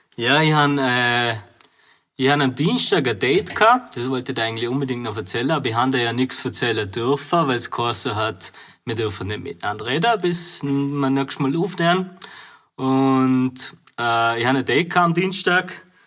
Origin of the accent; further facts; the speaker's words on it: Bavaria, Germany; also born or lived in Vorarlberg; now in Austria; aus meiner Heimat, Bayern.